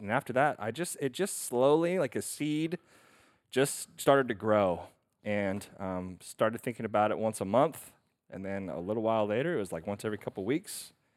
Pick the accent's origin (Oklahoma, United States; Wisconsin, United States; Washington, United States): Oklahoma, United States; Stillwater; born or raised there; moved away as an adult; also born or lived in Rome, Italy